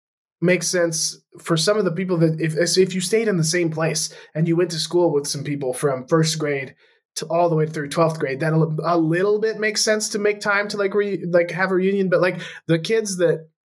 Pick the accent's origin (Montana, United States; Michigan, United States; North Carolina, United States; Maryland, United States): Montana, United States; Lewistown; born or raised there; moved away as an adult; now in California, United States